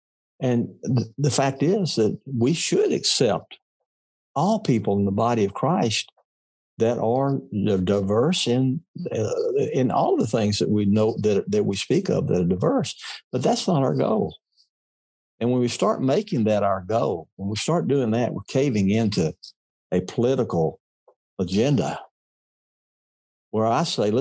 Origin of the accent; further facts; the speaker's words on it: Mississippi, United States; I was a kid from Mississippi. I was raised in a culture that did not admire diversity.